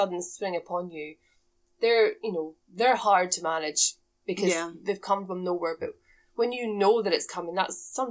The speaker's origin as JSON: {"language": "English", "region": "Scotland", "country": "United Kingdom", "tie": "born or raised there", "said": "where I grew up in Scotland, I come from a farm."}